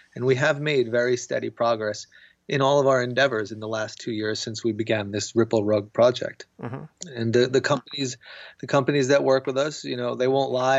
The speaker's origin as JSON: {"language": "English", "country": "United States", "said": "I'm American"}